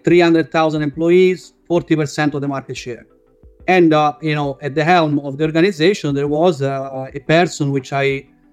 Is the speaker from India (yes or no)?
no; Italy; accent: Italian; English is a second language; moved away as an adult; now in Melbourne, Australia; Italian, as you can guess from my accent, been in Melbourne since 2006.